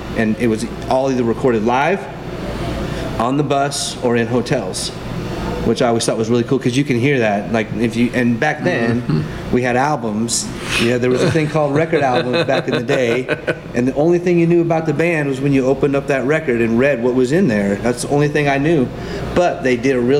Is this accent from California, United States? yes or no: yes; Southern California, United States; also born or lived in Colorado / Las Vegas / Texas; I grew up in Southern California